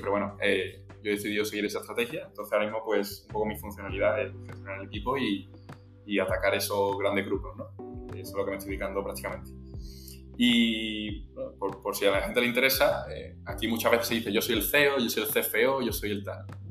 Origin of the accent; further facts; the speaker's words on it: Seville, Andalusia, Spain; soy sevillano, estoy estudiando en la Universidad de Sevilla